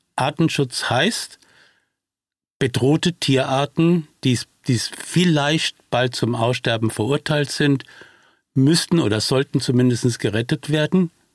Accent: Brazil; now in Germany; dass ich selbst gebürtiger Brasilianer bin und somit äh, meinem Heimatland doch in irgendeiner Form auf diese Weise mich verbunden fühle

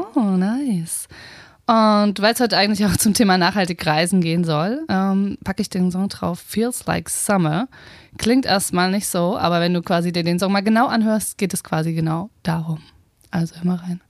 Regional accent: Potsdam, Brandenburg, Germany; also born or lived in Berlin; ich äh, würde mich als Potsdame bezeichnen

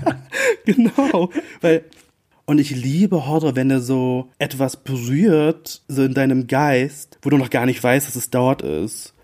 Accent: about an hour from Bremen, Lower Saxony, Germany; also born or lived in Philippines; Ich bin tatsächlich, ich glaub, so eine Stunde von Bremen aufgewachsen in Niedersachsen

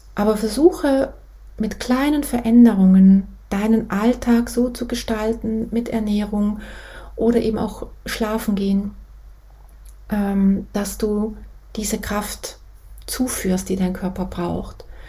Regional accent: Switzerland; ich bin aus der Schweiz

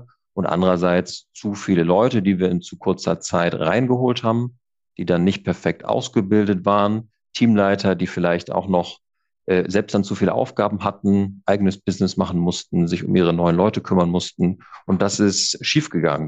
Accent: Kiel, Schleswig-Holstein, Germany; ich bin ja äh, Kieler und komme oben von der Küste

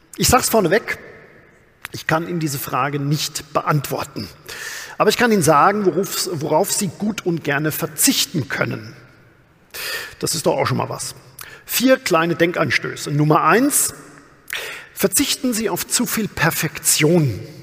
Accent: Amorbach, Bavaria, Germany; Ich bin ja tatsächlich auf dem Land groß geworden, aus dem bayerischen Odenwald, aus Amorbach

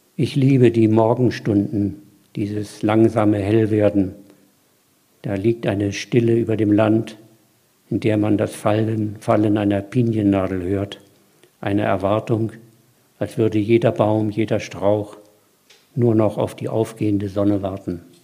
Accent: Mecklenburg-Vorpommern, Germany; ich bin ja Mecklenburger

